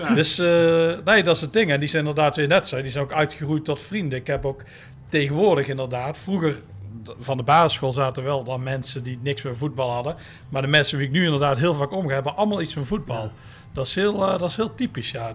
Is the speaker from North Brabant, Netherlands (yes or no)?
yes; Tilburg, North Brabant, Netherlands; ik kom uit Tilburg